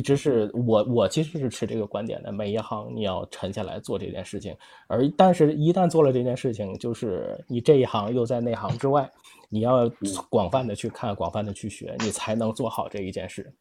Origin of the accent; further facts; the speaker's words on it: Tianjin, China; 因为我是天津人